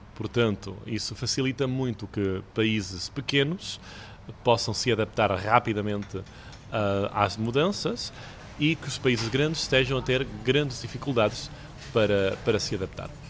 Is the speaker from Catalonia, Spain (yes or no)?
yes; Catalonia, Spain; Eu nasci aqui na Catalunha, de pai catalão e mãe portuguesa